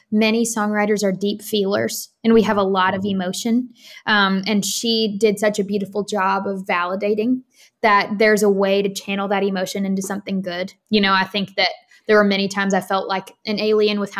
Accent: Katy, Texas, United States; also born or lived in Florida / Colorado; but I was born in Florida. Then we moved to Colorado. Then we moved to Texas. And then my parents moved when I was in college to Raleigh, North Carolina.

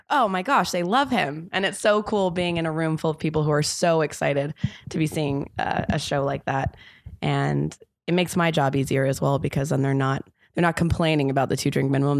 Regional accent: Los Angeles, California, United States; moved away as an adult; also born or lived in London / New York; now in Los Angeles, United States; I'm from Los Angeles originally, and then I moved to London when I was eighteen

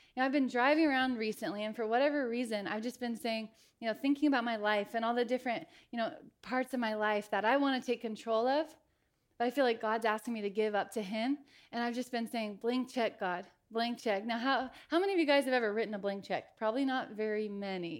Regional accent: Eugene, Oregon, United States; also born or lived in Clancy, Montana; I grew up in Eugene. I was born in Montana in a little town called Clancy. When I was five years old, we moved over here to Eugene.

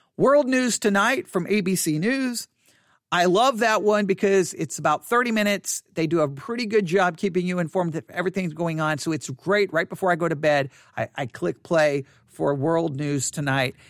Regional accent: United States; I'm an American

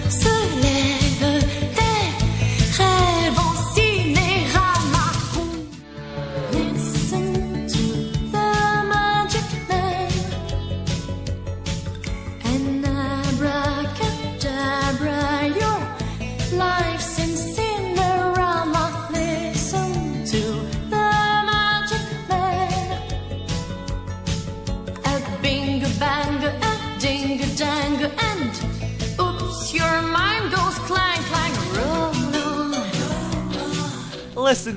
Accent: Scotland, United Kingdom; I'm Scottish

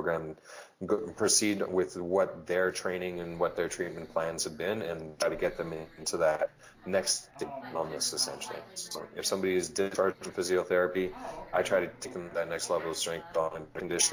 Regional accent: Edmonton, Alberta, Canada; I'm from Edmonton, Alberta, Canada

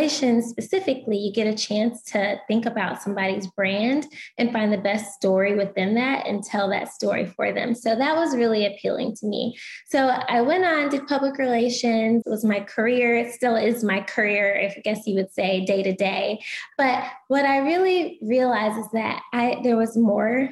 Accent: Atlanta, Georgia, United States; moved away as an adult; also born or lived in Louisiana; I was born and raised in Atlanta

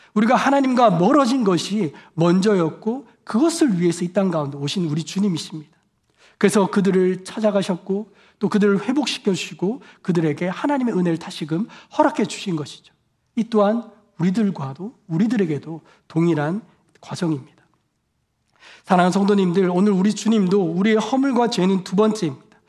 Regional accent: South Korea; moved away as an adult; now in United States; 한국에서 온 저는

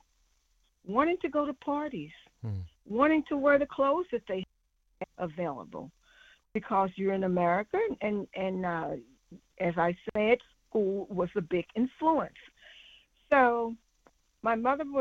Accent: St. Louis, Missouri, United States; I grew up in St. Louis, Missouri, mostly

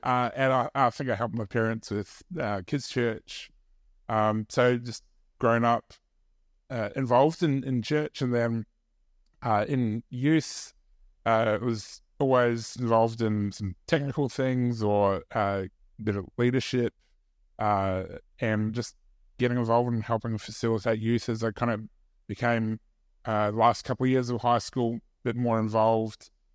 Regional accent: New Zealand; moved away; I grew up in New Zealand

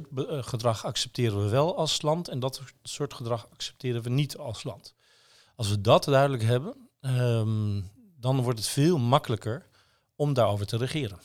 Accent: Netherlands; als Nederlanders

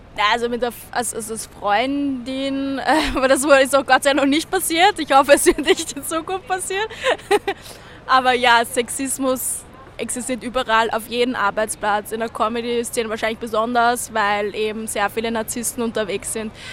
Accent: Vienna, Austria; moved away as an adult; also born or lived in Berlin; ich bin im äh, 22. aufgewachsen bei der Alten Donau gleich

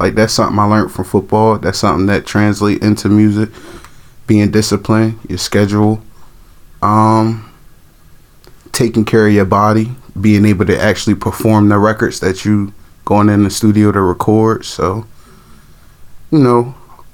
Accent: Trenton, New Jersey, United States; growing up in Trenton at that time in the late 90s

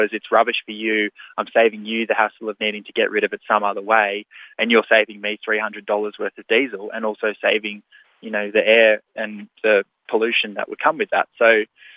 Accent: New South Wales, Australia; my home state of New South Wales

